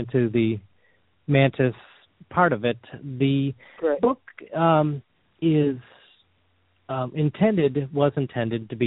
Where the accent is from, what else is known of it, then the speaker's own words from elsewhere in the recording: Sterling Heights, Michigan, United States; I grew up in Sterling Heights, Michigan, which is just north of Detroit